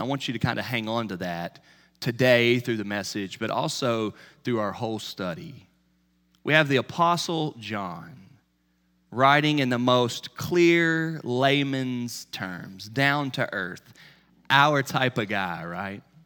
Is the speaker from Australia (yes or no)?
no; Charlotte, North Carolina, United States; When I was a kid growing up in Charlotte, North Carolina